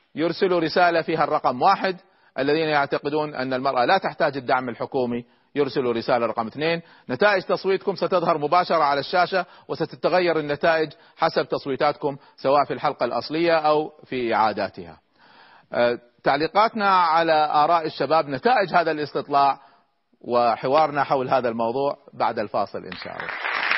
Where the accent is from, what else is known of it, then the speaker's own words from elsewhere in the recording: Egypt; عندنا في مصر